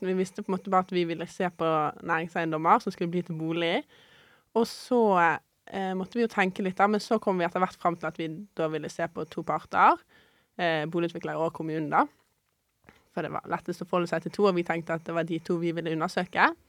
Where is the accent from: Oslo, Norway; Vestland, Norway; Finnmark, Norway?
Vestland, Norway; Bergen; Og dette var i Bergen, og jeg er fra Bergen, så da var det praktisk og ja.